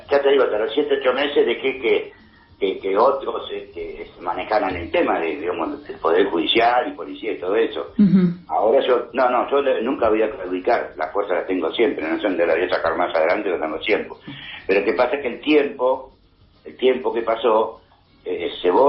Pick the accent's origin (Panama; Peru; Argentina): Argentina; Es como somos los argentinos, los argentinos somos corderitos.